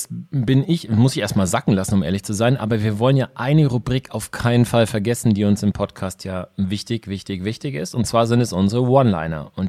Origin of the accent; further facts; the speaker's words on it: Nuremberg, Bavaria, Germany; Oh ja, das kenne ich aus meiner Heimatstadt, Schrägstrich Nürnberg.